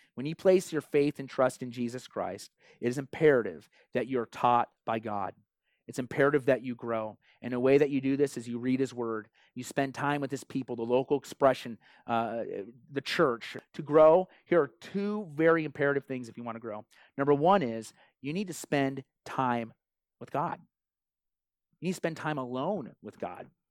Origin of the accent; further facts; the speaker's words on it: Iowa, United States; moved away; I grew up in Iowa